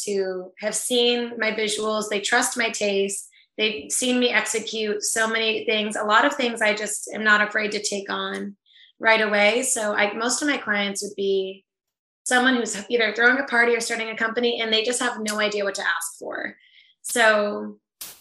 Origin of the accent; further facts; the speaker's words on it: New England, United States; also born or lived in Tampa, Florida; I was born in Tampa, Florida, but I didn't grow up there. I grew up in New England